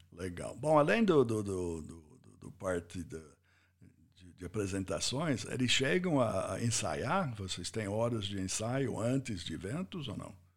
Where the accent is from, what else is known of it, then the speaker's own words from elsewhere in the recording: United States; Portuguese is a second language; moved away as an adult; now in Brazil; como americano eu, eu, eu ouvi isso primeira vez nos Estados Unidos